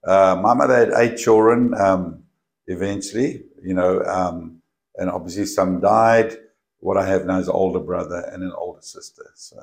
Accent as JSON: {"language": "English", "town": "Johannesburg", "region": "Gauteng", "country": "South Africa", "tie": "born or raised there", "first_language": "English", "moved": "as an adult", "lives_now": "Australia", "said": "I grew up in Johannesburg."}